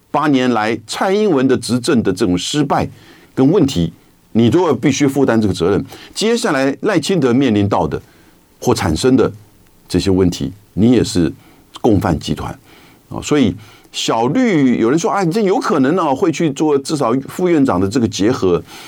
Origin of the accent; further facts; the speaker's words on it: Taiwan; 我们台湾人大概也看习惯了